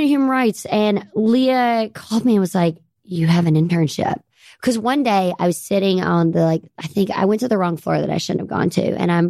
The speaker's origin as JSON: {"language": "English", "town": "Greenville", "region": "Mississippi", "country": "United States", "tie": "born or raised there", "accent": "Southern", "moved": "yes", "lives_now": "New York City, United States", "said": "I'm from the Delta, Mississippi."}